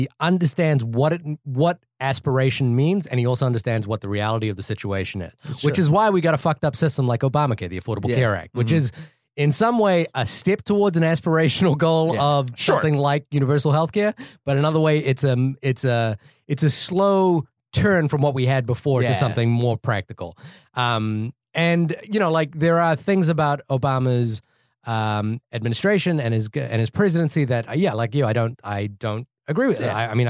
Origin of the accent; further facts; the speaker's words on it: New Zealand; also born or lived in Fiji; now in United States; Is that I'm Indian. That's just the first thing that people notice about me. But I was born in Fiji. I grew up in New Zealand. I live in America.